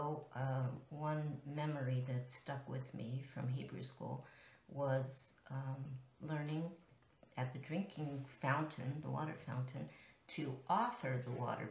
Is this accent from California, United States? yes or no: no; Pittsburgh, Pennsylvania, United States; I was born in Pittsburgh, Pennsylvania